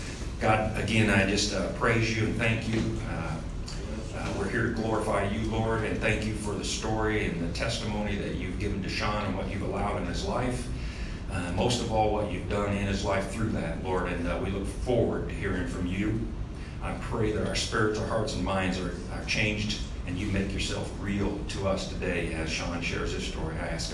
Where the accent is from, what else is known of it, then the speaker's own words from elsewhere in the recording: Muncie, Indiana, United States; born there; I was born in Muncie, Indiana, the teeth of the town.